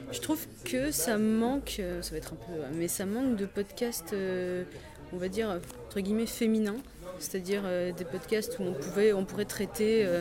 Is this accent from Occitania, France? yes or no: no; Cholet, Pays de la Loire, France; Moi, je viens de Cholet.